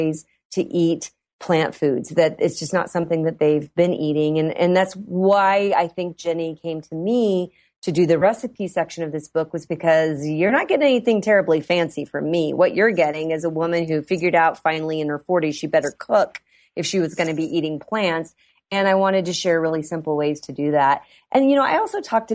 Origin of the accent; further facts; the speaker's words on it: Iowa, United States; I grew up in Iowa.